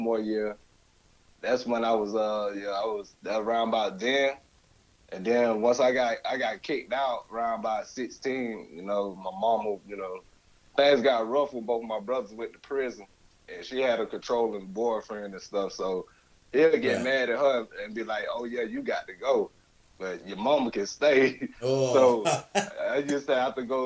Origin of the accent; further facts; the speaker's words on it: Winter Haven, Florida, United States; also born or lived in Bartow, Florida / Georgia; now in Orlando, United States; Growed up in Winter Haven